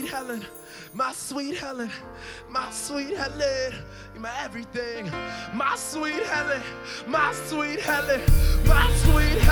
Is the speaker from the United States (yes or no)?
no; St. Lucia; I am from St. Lucia